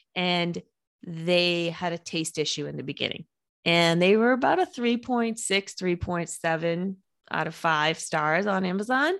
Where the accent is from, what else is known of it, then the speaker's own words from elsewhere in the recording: a suburb of Boston, Massachusetts, United States; also born or lived in New Hampshire; I grew up outside of Boston in a, a suburb of Boston